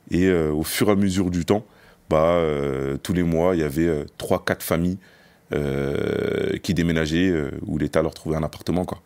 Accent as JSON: {"language": "French", "town": "Noisy-le-Grand", "region": "Île-de-France", "country": "France", "tie": "born or raised there", "also_born_or_lived": "Grigny / Les Ulis", "said": "J'ai grandi à Noisy-Grand. Je suis arrivé à Noisy-Grand à l'âge de 7 ans. Euh, juste avant, euh, j'ai déménagé un peu partout. Hein, j'étais à Grigny dans le 91, j'étais aux Ulysses dans le 91 également."}